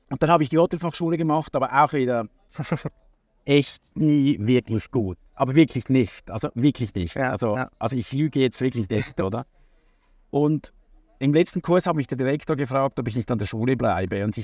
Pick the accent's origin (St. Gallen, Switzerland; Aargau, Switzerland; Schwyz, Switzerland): Schwyz, Switzerland; Hurden; also born or lived in Zürich; ich bin eigentlich in Hurden, das ist ein kleines Dorf direkt am See, äh, am oberen See aufgewachsen.